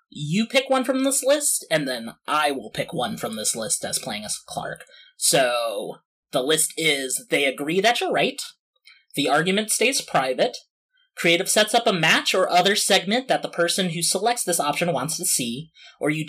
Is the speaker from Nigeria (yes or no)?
no; East of England, United Kingdom; while I am very unfamiliar with the American dream, you know, born and raised in Essex.